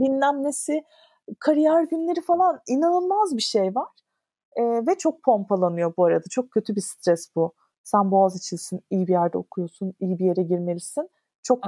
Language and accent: Turkish; Istanbul, Turkey; İstanbul'da doğdum. İşte Ortaköy'de okudum. Etiler'de okudum. E, Şişli'de oturdum